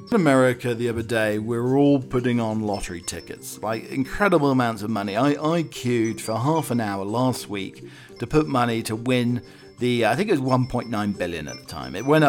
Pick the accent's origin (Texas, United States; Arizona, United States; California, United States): Arizona, United States; I grew up in Arizona.